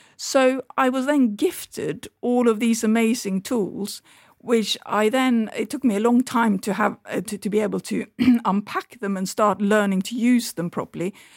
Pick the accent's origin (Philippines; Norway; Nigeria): Norway; moved away; my childhood and my, um, growing up in Norway